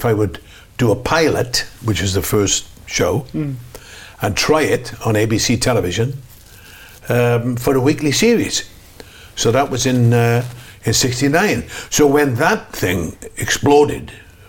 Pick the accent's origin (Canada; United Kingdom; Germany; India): United Kingdom; moved away as an adult; also born or lived in Los Angeles, United States; I'm British. I never became an American.